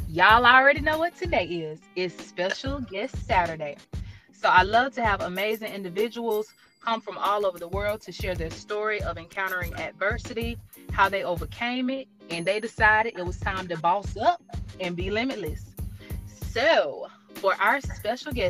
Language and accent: English; Georgia, United States; I'm from Georgia